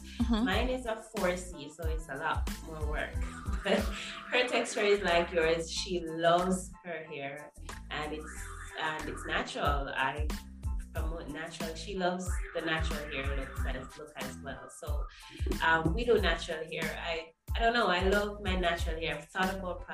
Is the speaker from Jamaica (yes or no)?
yes; Jamaica; I am Jamaican, still living in Jamaica.